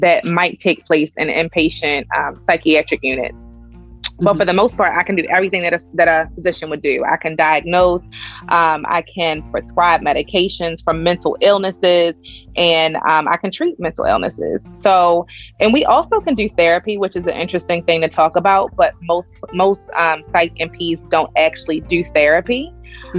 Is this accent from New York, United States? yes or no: no; Pikesville, Maryland, United States; accent: Baltimore; I grew up in Pikesville, which is technically Baltimore County.